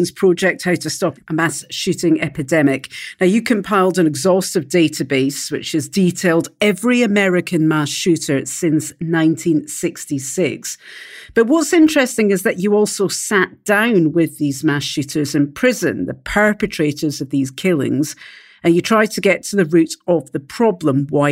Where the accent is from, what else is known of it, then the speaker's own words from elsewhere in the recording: Scotland, United Kingdom; I'm from Scotland.